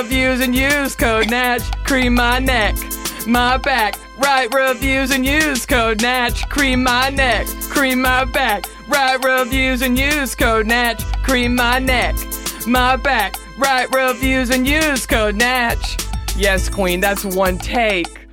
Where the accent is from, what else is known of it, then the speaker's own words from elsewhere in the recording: Dallas, Texas, United States; I'm from Dallas.